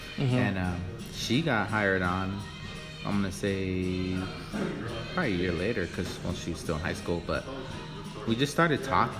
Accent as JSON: {"language": "English", "town": "Rosemead", "region": "California", "country": "United States", "tie": "born or raised there", "also_born_or_lived": "El Monte / Whittier / Alhambra", "moved": "as an adult", "lives_now": "Rialto, United States", "said": "But to me, home is Rosemead, San Gabriel Valley, bro."}